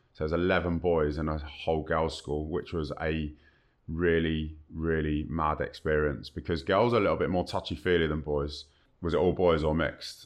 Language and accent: English; Kingston upon Thames, London, United Kingdom; I was born and bred in Kingston upon Thames, Southwest London.